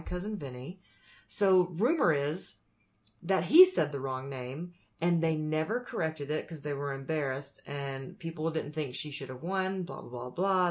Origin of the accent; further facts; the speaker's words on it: Anderson, South Carolina, United States; moved away; I grew up eating so horribly because I grew up in the South